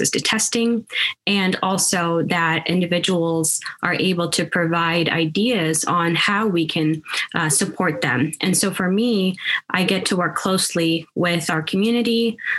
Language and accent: English; Seattle, Washington, United States; also born or lived in Sudan; now in Kansas, United States; I was born in Sudan and moved to the States in 1999. And so, moving from Northeast Africa to Seattle, where I kind of grew up as well, and then to Kansas in 2004